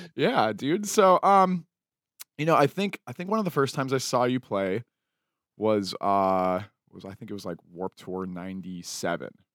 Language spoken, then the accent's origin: English; Salt Lake City, Utah, United States; now in Los Angeles, United States; I grew up in Salt Lake City